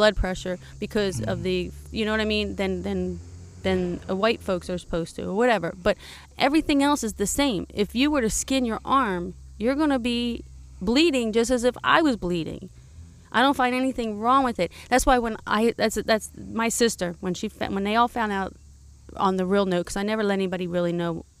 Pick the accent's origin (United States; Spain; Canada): United States; California; moved away; I was brought up diversity in California